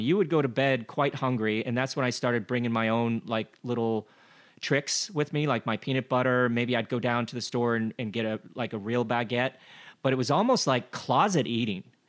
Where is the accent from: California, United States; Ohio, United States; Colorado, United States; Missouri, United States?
Colorado, United States; Glenwood Springs; I grew up in Glenwood Springs, Colorado